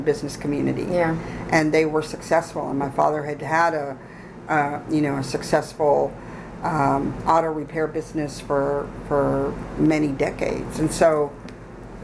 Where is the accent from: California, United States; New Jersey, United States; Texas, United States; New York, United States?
Texas, United States; San Marcos; I grew up here in San Marcos, which was at the time probably about 60% Hispanic